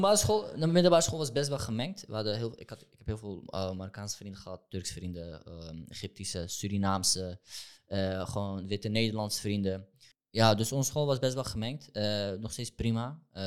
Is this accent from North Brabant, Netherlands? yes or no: no; Amsterdam, North Holland, Netherlands; ik ben opgegroeid in Amsterdam-West.